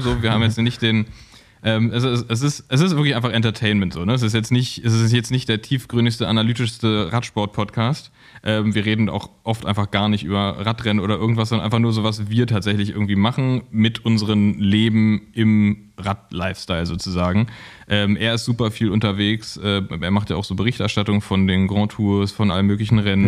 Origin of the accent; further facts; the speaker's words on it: Cologne, North Rhine-Westphalia, Germany; now in Berlin, Germany; als Kölner